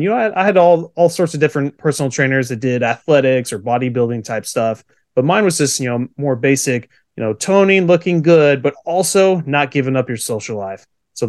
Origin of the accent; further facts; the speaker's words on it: California, United States; So born and raised in Central California.